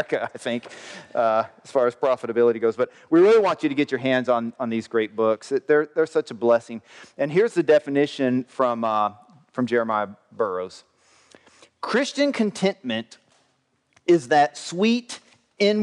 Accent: the South, United States; I grew up in the South

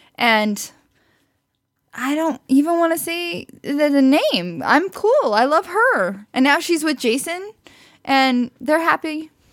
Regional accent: Branson, Missouri, United States; I grew up in, near Branson, Missouri. I was born in Branson, Missouri.

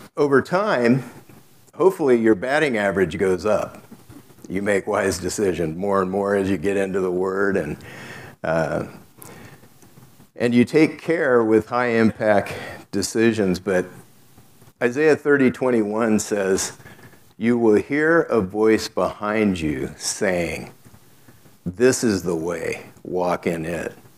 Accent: South Gate, California, United States; I grew up in Southgate, California

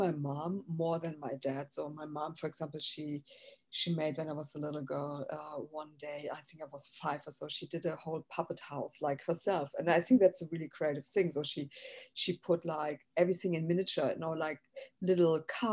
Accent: Frankfurt, Hesse, Germany; English is a second language; moved away as an adult; also born or lived in Berlin / Amsterdam; now in Los Angeles, United States; I was born in Frankfurt. There's a West Frankfurt and an East Frankfurt. So I was born in the West Frankfurt, basically in Frankfurt am Main.

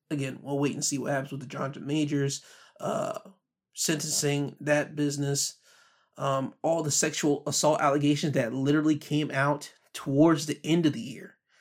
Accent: the Carolinas, United States; the Carolinas, my home state

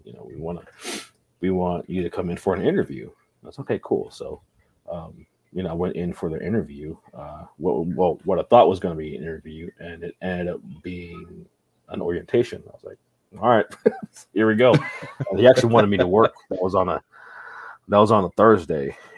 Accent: Texas, United States; I grew up in Texas

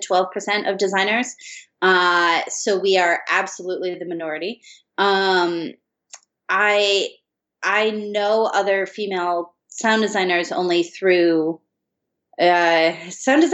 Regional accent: Michigan, United States; moved away as an adult; also born or lived in Colorado; now in Los Angeles, United States; I grew up in Michigan.

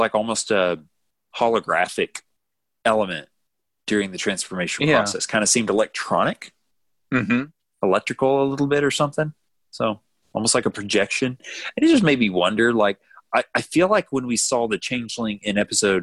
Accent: United States; as an American

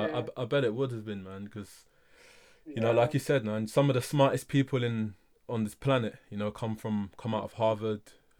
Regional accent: Nigeria; especially coming from like a Nigerian, you know, household. I know, obviously being Nigerian myself, I know.

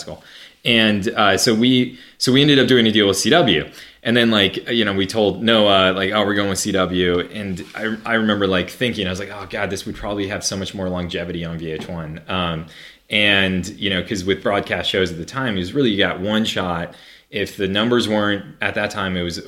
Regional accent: Los Angeles, California, United States; I'm also from Los Angeles.

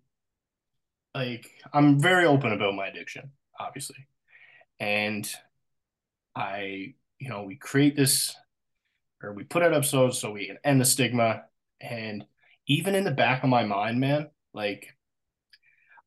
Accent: Newfoundland and Labrador, Canada; accent: Newfoundland; moved away; my hometown with CBC Newfoundland

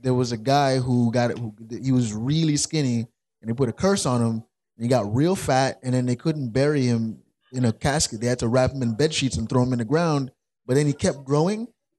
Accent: New York, United States; I grew up here. I was born and raised in New York.

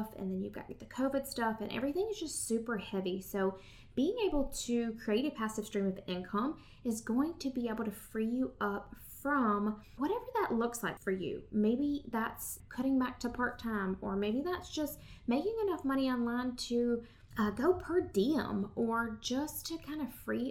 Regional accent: Southern United States, United States; accent: Southern; my Southern accent

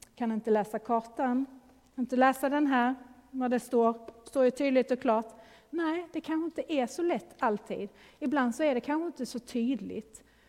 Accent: Sweden; now in Gothenburg, Sweden; vi är ju svenskar, Eh, lever i en svensk kultur.

